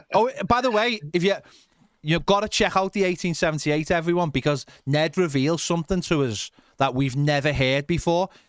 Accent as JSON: {"language": "English", "town": "Liverpool", "region": "North West England", "country": "United Kingdom", "said": "those kind of people represent me more as a Scouser than English people"}